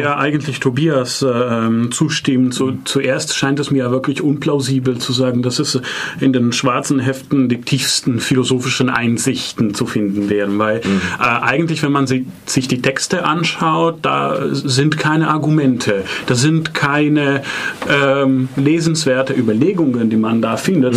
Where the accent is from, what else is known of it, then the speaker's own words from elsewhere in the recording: Milan, Lombardy, Italy; German is a second language; moved away as an adult; now in Freiburg, Germany; Ich komme auch aus Mailand und äh, da Deutsch nicht meine Muttersprache ist